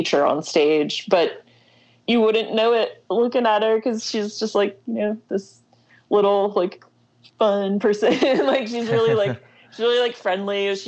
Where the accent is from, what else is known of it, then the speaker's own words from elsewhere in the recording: Louisville, Kentucky, United States; now in Lexington, United States; I grew up in Louisville